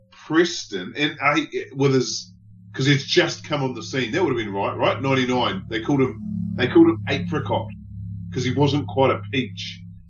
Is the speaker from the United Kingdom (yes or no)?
no; New Zealand; As a New Zealander